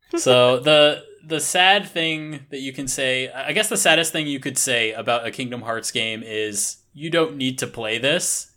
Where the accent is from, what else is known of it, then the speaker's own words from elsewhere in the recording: United States; moved away as an adult; now in Japan; as an American